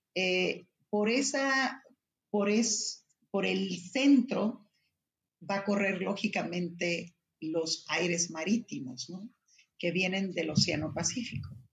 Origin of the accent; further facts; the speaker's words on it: Ensenada, Baja California, Mexico; soy originaria de Ensenada